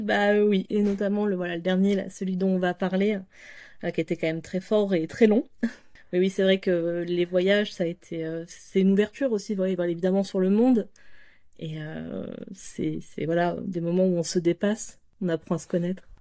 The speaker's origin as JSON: {"language": "French", "country": "France", "said": "je suis française"}